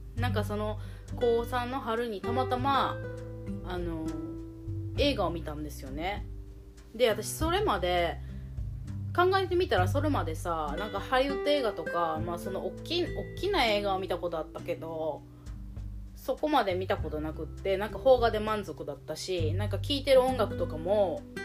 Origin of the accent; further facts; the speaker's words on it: Shikoku, Japan; moved away as an adult; also born or lived in United States; 私の田舎の四国の方で子供を産んだりして生活を始めた